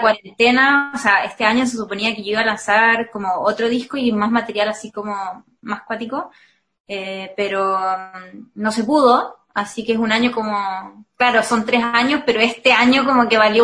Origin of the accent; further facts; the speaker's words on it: Viña del Mar, Valparaíso, Chile; soy de Viña